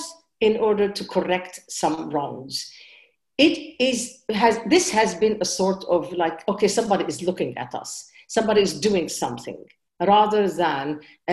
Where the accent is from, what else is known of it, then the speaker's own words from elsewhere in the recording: Lebanon; moved away; also born or lived in United States; I'm an American and I'm a Lebanese